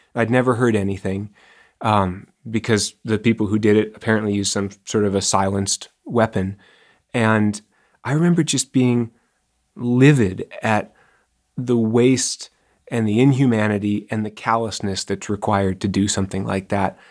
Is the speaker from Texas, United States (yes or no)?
no; Seattle, Washington, United States; moved away as an adult; I grew up in Seattle